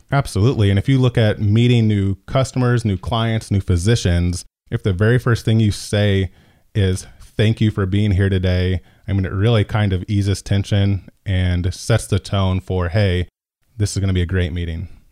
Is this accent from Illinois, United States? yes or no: yes; Decatur, Illinois, United States; I'm from Decatur, born and raised